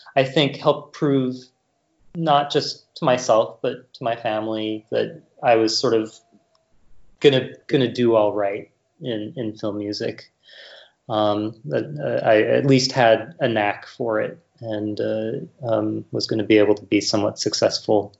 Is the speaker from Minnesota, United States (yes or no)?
yes; Rochester, Minnesota, United States; I grew up in Rochester, Minnesota